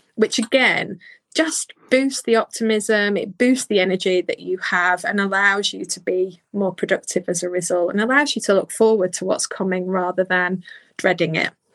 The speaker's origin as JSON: {"language": "English", "town": "Bolton", "region": "North West England", "country": "United Kingdom", "said": "I'm from Bolton. I would try and hide my accent"}